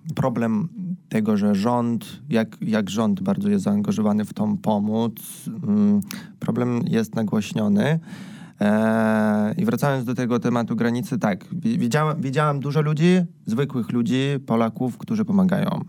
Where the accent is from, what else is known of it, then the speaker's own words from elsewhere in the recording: Belarus; moved away; jako Białorusini